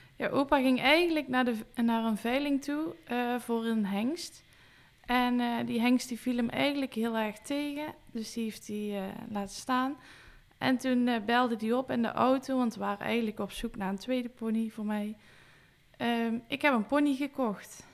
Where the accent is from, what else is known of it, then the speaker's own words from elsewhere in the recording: Weert, Limburg, Netherlands; ik ben geboren in Weert